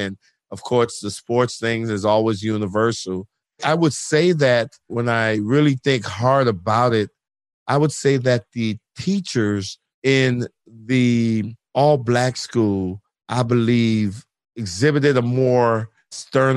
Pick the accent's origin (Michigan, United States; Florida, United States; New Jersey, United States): Florida, United States; Miami; also born or lived in St. Croix, U.S. Virgin Islands / suburbs of Chicago, Illinois; grew up in South Florida, Miami, Florida